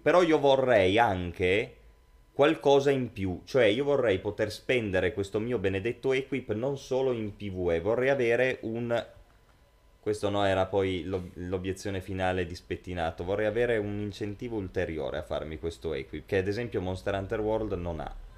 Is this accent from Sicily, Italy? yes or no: no; Langhe, Piedmont, Italy; ambientato nelle Langhe, infatti nei nostri luoghi